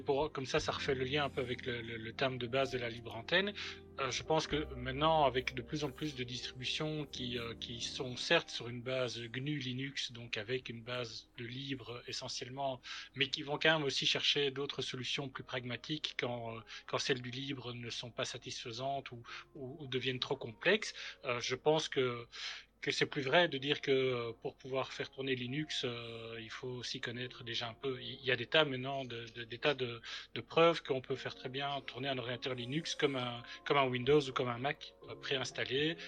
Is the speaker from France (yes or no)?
no; Belgium; en tant que belge